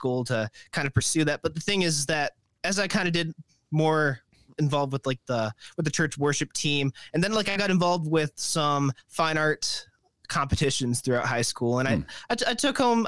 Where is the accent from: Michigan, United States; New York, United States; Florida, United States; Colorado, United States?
Michigan, United States; Detroit; I'm from the Detroit area